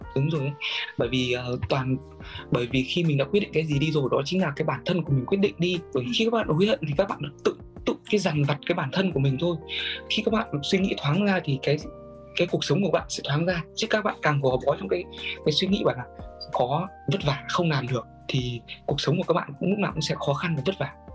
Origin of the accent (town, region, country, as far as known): Vietnam; now in Japan